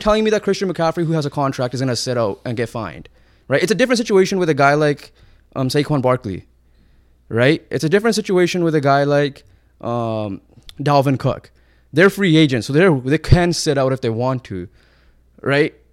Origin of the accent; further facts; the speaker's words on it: Canada; we're Canadian and we have some Canadian pride